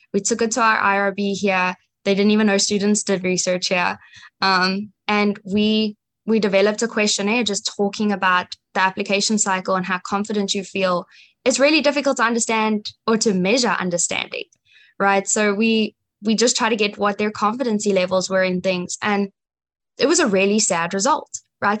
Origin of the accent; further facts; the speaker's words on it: Johannesburg, Gauteng, South Africa; now in United States; I grew up in Johannesburg, South Africa